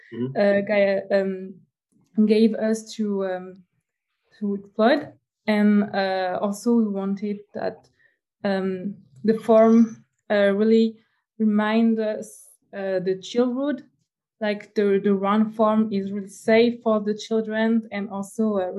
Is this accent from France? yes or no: yes; France; now in Montreal, Canada; I come from France, but I'm an international student at a University of Montreal